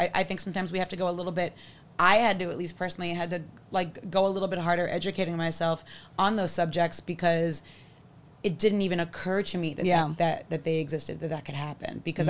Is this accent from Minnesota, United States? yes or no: no; New York City, New York, United States; also born or lived in Long Beach, New York / Philadelphia; I'm from the Bronx.